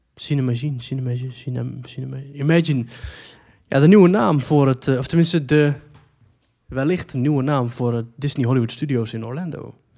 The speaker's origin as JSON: {"language": "Dutch", "country": "Netherlands", "said": "wij als Nederlanders"}